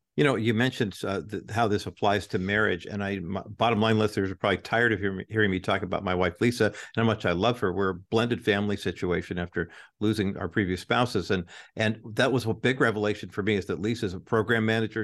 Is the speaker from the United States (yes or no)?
yes; United States; growing up in America in the nineteen sixties and nineteen seventies